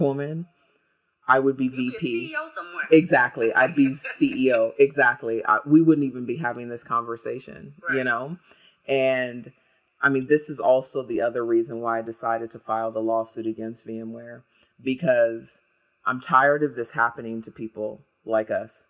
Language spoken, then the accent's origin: English; United States; now in Ireland; I'm American, but I live here in Ireland